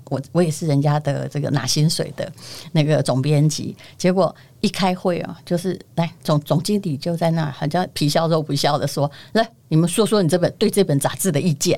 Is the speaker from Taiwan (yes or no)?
yes; Yilan County, Taiwan; 我这个宜兰人